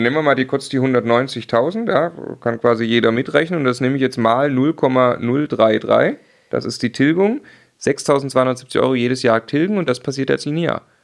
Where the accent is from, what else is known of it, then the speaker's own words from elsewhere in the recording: Munich, Bavaria, Germany; Wir kommen aus München.